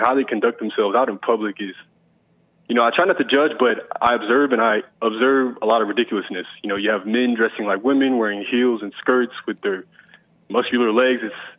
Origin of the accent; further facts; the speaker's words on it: Fort Myers, Florida, United States; also born or lived in San Antonio, Texas; now in Austin, United States; Originally, I'm from Fort Myers, Florida, a small town, but I spent a lot of my time in San Antonio, Texas